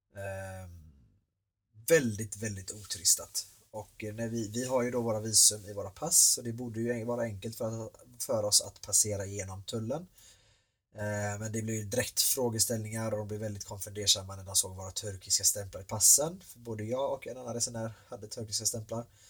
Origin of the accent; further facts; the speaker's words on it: Sweden; här hemma i Sverige